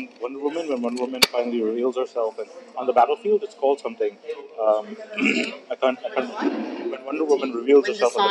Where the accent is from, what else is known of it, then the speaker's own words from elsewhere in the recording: Pakistan; now in Dubai, United Arab Emirates; I'm from Pakistan